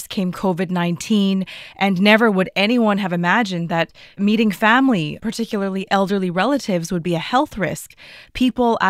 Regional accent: Vancouver, British Columbia, Canada; I'm from Vancouver, Canada

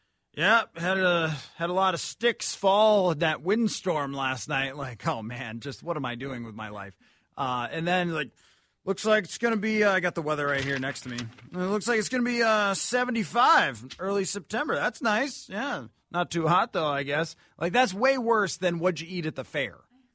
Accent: Buffalo, New York, United States; moved away as an adult; now in Minnesota, United States; I grew up in Buffalo

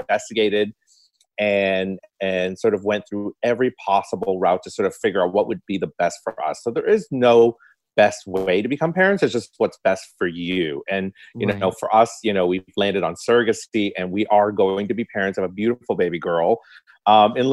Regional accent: Toronto, Ontario, Canada; also born or lived in Hong Kong; I grew up in North York and I went to York Mills Collegiate

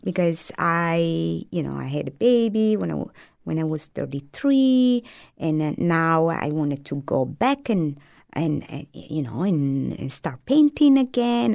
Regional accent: Apulia, Italy; first language Italian; English is a second language; moved away as an adult; also born or lived in Lake Como, Italy; now in United States; I moved from Lake Como to South Italy

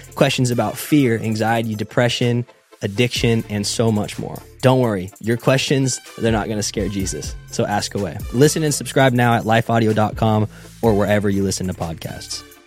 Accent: United States; I'm Chinese American

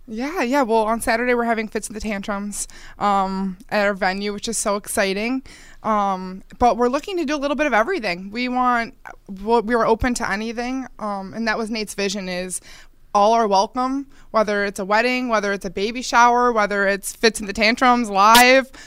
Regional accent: Eastern Hills Mall, Buffalo area, New York, United States; I grew up near the Eastern Hills Mall

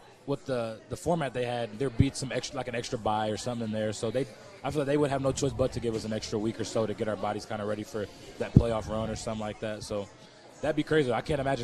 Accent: Ohio, United States; moved away as an adult; now in Wisconsin, United States; And I'm from Ohio

